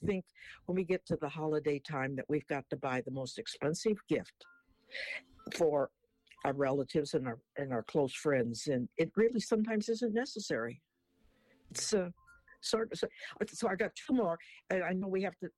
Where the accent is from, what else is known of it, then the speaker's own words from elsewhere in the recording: Portland, Oregon, United States; I was born in Portland, Oregon